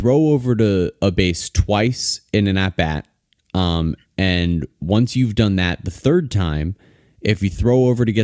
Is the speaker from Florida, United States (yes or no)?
yes; Fort Lauderdale, Florida, United States; I grew up down here